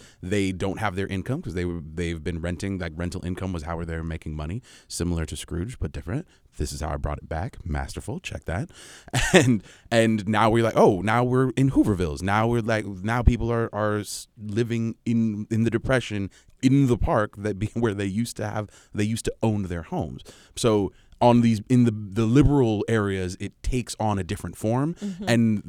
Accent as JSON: {"language": "English", "region": "California", "country": "United States", "tie": "born or raised there", "also_born_or_lived": "Kansas City / Cincinnati", "said": "I was born and raised in Southern California, did my graduate school in Kansas City. did a year in Cincinnati."}